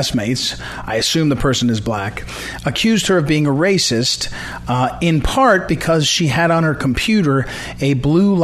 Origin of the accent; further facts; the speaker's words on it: St. Louis, Missouri, United States; moved away; my hometown in St. Louis